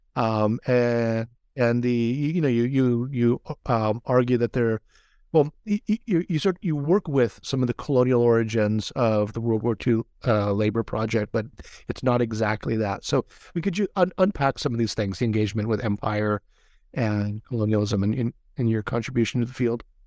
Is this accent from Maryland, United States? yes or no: no; Hawaii, United States; now in California, United States; I'm from Hawaii and been living in California